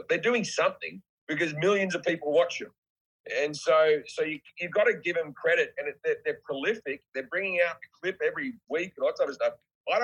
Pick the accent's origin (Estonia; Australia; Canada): Australia; I'm just Australian.